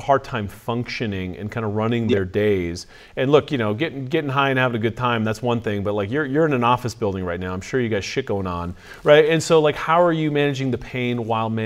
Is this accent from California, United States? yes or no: yes; California, United States; I'm from California.